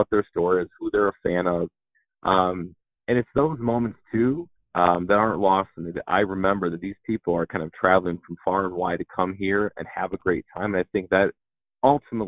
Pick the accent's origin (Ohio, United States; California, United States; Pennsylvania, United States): Ohio, United States; Cleveland; born and raised in Cleveland as well